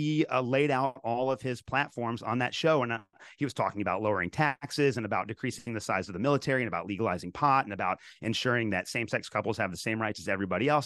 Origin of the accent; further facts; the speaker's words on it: Kentucky, United States; I was raised in Kentucky